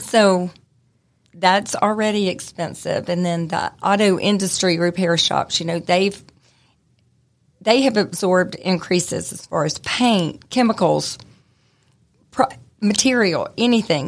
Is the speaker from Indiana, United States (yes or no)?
no; Smyrna, Georgia, United States; I grew up in Smyrna, so I'm from Cobb County